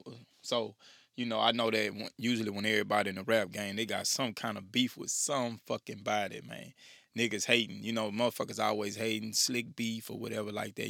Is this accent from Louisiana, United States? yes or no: yes; Louisiana, United States; From the boot. Yeah. From my hometown.